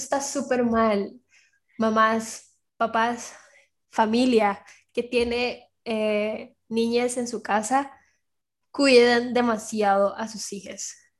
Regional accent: Costa Rica; aquí en Costa Rica

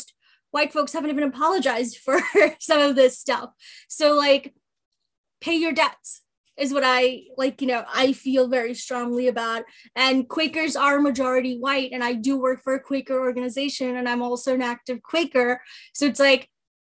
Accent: New York City, New York, United States; also born or lived in East Coast; now in Philadelphia, United States; I grew up in New York City, I've lived all over the East Coast, and then I decided to make Philadelphia my home

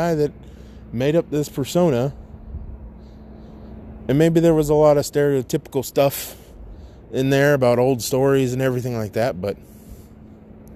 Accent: Bay Area of California, United States; moved away; I grew up in the Bay Area of California. Don't live there anymore, but the Bay Area of California

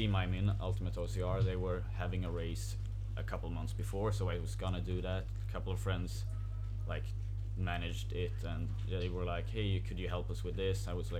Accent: Åkersberga, Stockholm County, Sweden; I grew up in Åkersberga, which is a town 30 minutes drive north of Stockholm. And I'm still there.

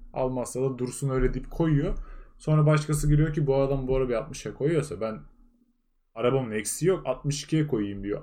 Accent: Ardahan, Turkey; ben Ardahanlıyım

